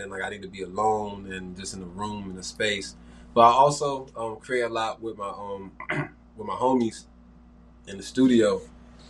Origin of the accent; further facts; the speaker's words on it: Miami, Florida, United States; I'm from Miami, Florida. I'm going to get specific, Goose, Naranja area, down south, if you know. But born and raised Miami